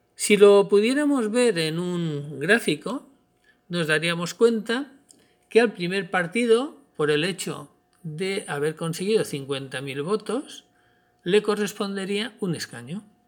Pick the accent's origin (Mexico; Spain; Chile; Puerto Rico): Spain; nuestro país